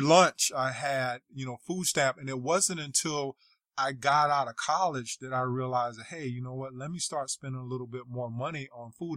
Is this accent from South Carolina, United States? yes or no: yes; South Carolina, United States; I'm from, I grew up in South Carolina, so I'm Southern as well